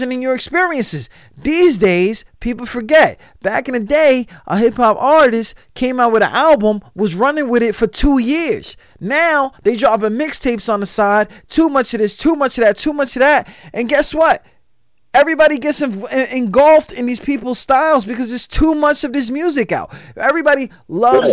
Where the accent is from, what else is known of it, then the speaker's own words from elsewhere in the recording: New York, United States; I'm from New York, so we wear white t-shirts, shorts, and Tims